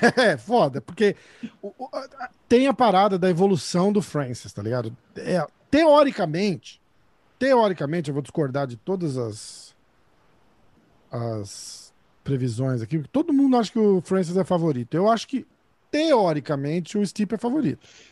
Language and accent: Portuguese; Brazil; eu sou brasileiro